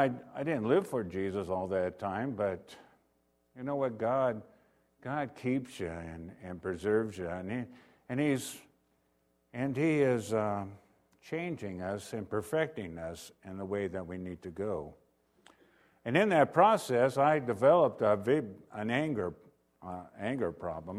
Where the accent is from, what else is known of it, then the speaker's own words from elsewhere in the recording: Renton, Washington, United States; I was born in Renton, Washington